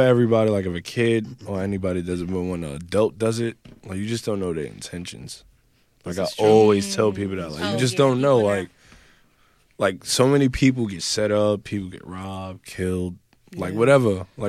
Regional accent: New York City, New York, United States; I grew up in the Bronx in the projects.

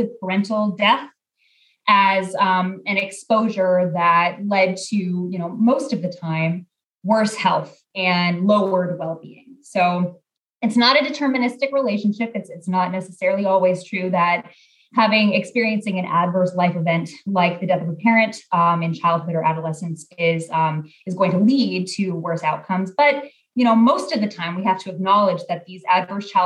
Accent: Portland, Oregon, United States; born or raised there; moved away as an adult; also born or lived in Texas

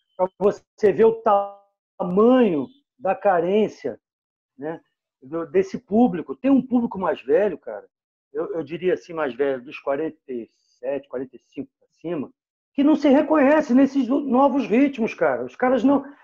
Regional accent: Rio de Janeiro, Brazil; eu sou cria do Posto 4 Copacabana

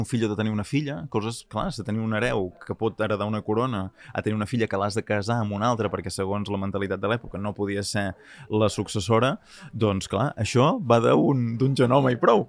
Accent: Catalonia, Spain; som catalans

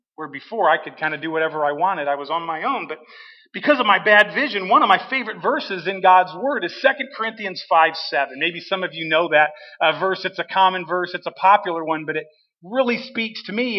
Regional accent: Washington, United States; moved away; I grew up here in Washington, graduated from Washington high school.

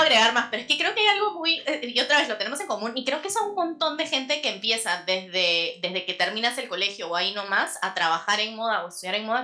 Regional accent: Peru; moved away as an adult; also born or lived in New York / Paris

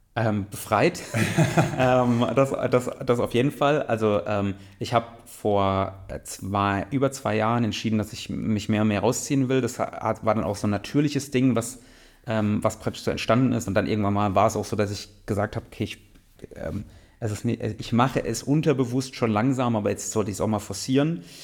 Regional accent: Mannheim, Baden-Württemberg, Germany; ich komme ja aus Mannheim, also aus einer größeren Stadt, habe auch in größeren Städten gewohnt

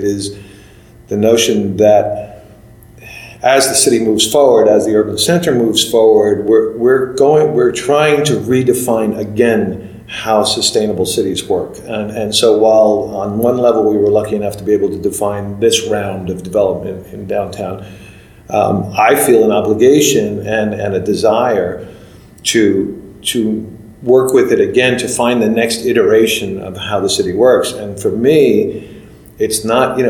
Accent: New York, United States; now in Los Angeles, United States; my hometown, New York

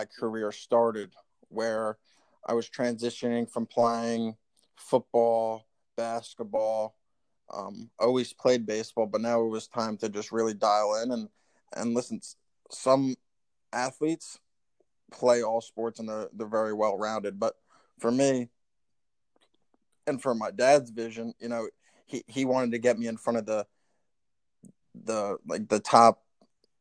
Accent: Tinton Falls, New Jersey, United States; we grew up in Tinton Falls, New Jersey

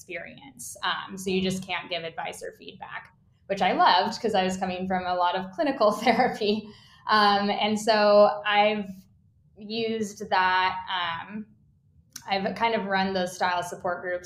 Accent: Utah, United States; I grew up in Utah

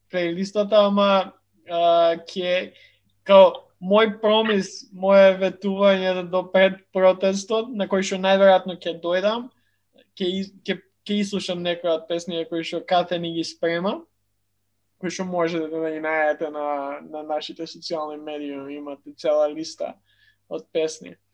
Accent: Skopje, North Macedonia; А, сите мислам дека сме од Скопје

